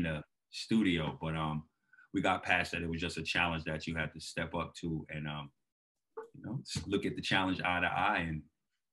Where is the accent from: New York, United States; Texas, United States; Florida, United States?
New York, United States; New York City; moved away as an adult; now in Australia; growing up in New York City